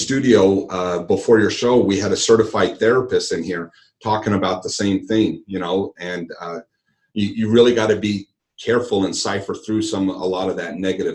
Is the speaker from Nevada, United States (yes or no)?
yes; Henderson, Nevada, United States; also born or lived in Boulder City; I've always lived in Henderson.